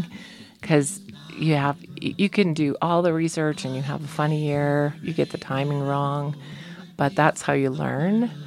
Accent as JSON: {"language": "English", "region": "Colorado", "country": "United States", "tie": "born or raised there", "moved": "yes", "said": "I was born in Colorado, but when we moved back about, what year, 96"}